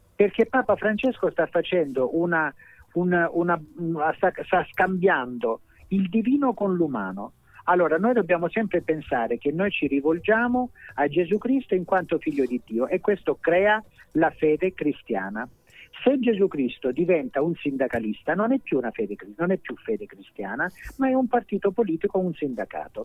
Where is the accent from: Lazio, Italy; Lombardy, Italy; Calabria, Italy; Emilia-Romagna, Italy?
Calabria, Italy; io sono calabrese, so grasso, so giornalista